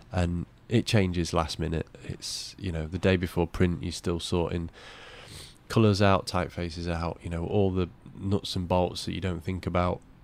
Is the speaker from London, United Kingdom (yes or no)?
no; Cleethorpes, Yorkshire and the Humber, United Kingdom; I was brought up in Cleethorpes